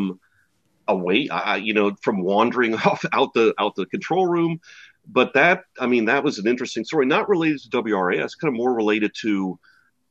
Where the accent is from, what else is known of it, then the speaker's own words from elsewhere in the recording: New Orleans, Louisiana, United States; moved away; also born or lived in Atlanta; I'm not an Atlanta person. I grew up in New Orleans